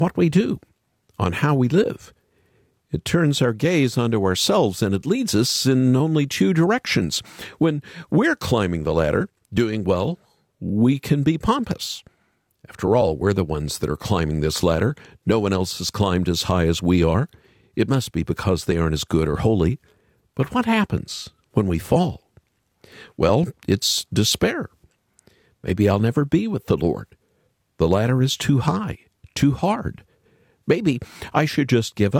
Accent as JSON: {"language": "English", "region": "Oklahoma", "country": "United States", "tie": "born or raised there", "said": "I grew up in Oklahoma"}